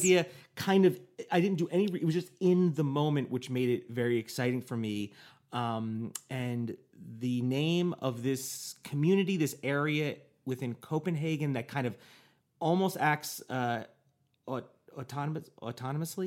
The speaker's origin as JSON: {"language": "English", "country": "United States", "said": "Me as an American, I'd be like, I'm an American"}